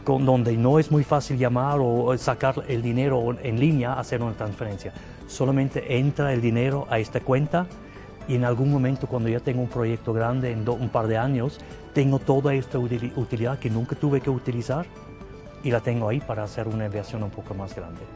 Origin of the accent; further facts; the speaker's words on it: Zurich, Switzerland; Spanish is a second language; moved away as an adult; also born or lived in Canada / Saudi Arabia / Thailand / Morocco; now in Guadalajara, Mexico; soy origen de Suiza, eh, de la parte alemana de, de Suiza, de Zúrich, para ser preciso. Ahí crecí